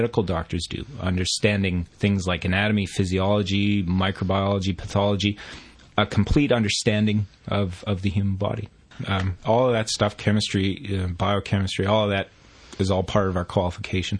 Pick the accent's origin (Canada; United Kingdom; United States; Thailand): Canada; moved away as an adult; now in Australia; I studied it in my home country of Canada